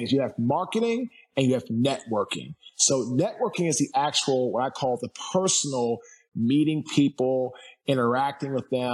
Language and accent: English; Washington, District of Columbia, United States; now in Fuquay-Varina, United States; I'm from Washington, D.C. I now live in Fuquay, Barina, North Carolina